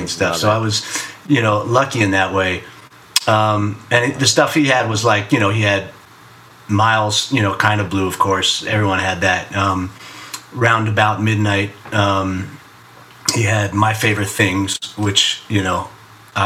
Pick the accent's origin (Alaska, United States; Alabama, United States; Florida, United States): Florida, United States; Miami; now in New York, United States; I grew up in Miami, but I was the kid who said water, you know, instead of water